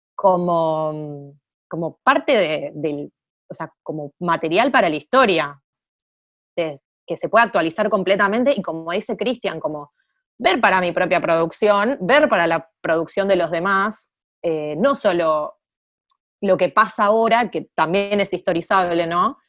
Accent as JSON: {"language": "Spanish", "country": "Argentina"}